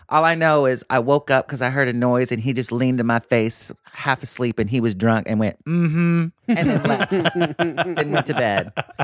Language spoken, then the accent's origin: English; McAlester, Oklahoma, United States; Which is where my hometown is. They finally got one.